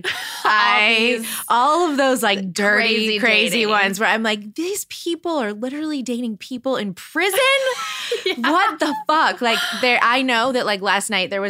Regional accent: New Orleans, Louisiana, United States; moved away; I grew up in New Orleans

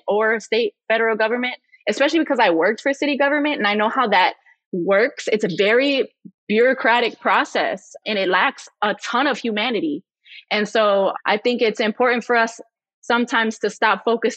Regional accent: Chicago, Illinois, United States; I'm from Chicago and I live in one of these communities

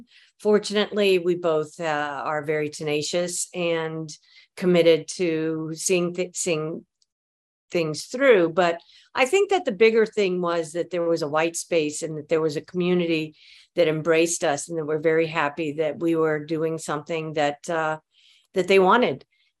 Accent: Mobile, Alabama, United States; born there; now in San Francisco, United States; I was born in Mobile, Alabama.

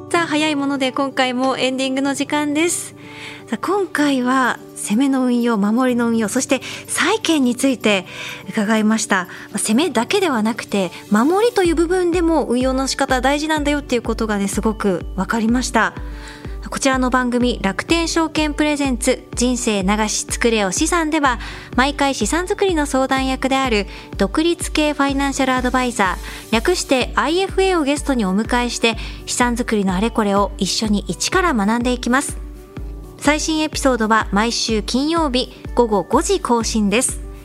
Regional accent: Sendai, Miyagi, Japan; moved away; 私は実家は仙台なんですが

